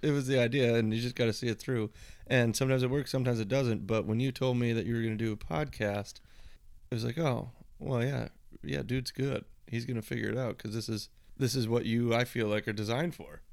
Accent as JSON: {"language": "English", "region": "East Coast", "country": "United States", "tie": "born or raised there", "moved": "yes", "said": "I grew up out on the East Coast"}